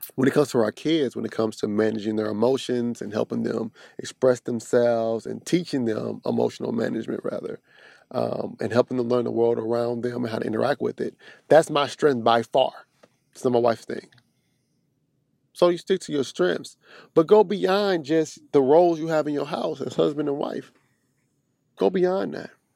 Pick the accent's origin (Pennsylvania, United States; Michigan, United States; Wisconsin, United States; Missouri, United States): Missouri, United States; Kansas City; But I'm from the Midwest, right off the Bible Belt, Missouri, Kansas City.